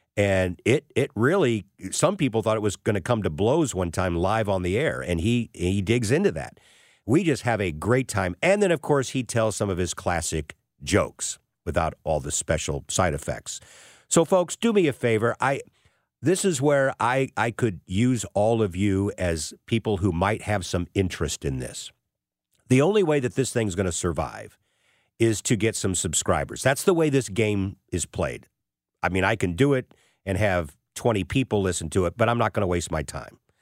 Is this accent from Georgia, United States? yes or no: no; St. Louis, Missouri, United States; also born or lived in Columbia, Missouri / Wichita, Kansas; I end up back in my hometown as a sportscaster for Channel four here in town